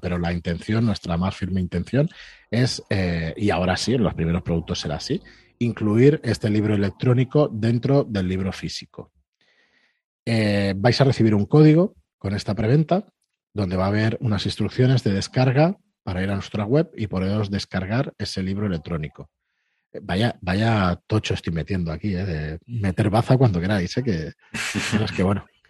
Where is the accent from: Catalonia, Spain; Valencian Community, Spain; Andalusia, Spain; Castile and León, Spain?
Catalonia, Spain; Barcelona; nosotros somos de Barcelona, estamos aquí al lado